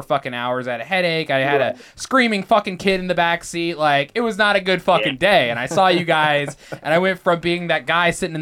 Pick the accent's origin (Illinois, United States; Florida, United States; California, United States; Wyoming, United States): Illinois, United States; Danville; now in Dubuque, United States; Riley and I are not originally from Iowa at all. Like, we're from Illinois. Okay. We come from a town called Danville.